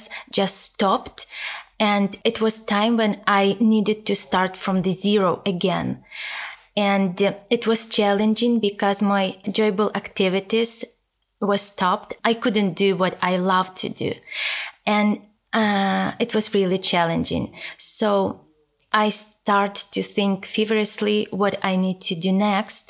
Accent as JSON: {"language": "English", "country": "Ukraine", "second_language": "English", "moved": "as an adult", "lives_now": "United States", "said": "Originally, I am from Ukraine and I have been 11 years"}